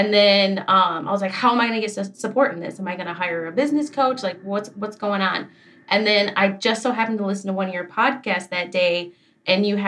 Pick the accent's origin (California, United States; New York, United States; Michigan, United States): Michigan, United States; I am from Michigan.